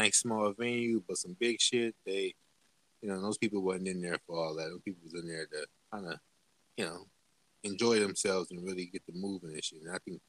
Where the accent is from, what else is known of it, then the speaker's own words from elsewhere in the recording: the South, United States; I'm from the South type of shit. I was always been a South music listener